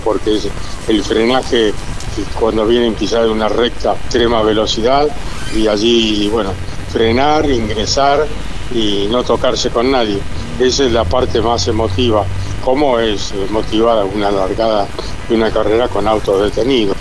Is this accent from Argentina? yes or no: yes; La Pampa, Argentina; moved away; cuando era pibe allá en La Pampa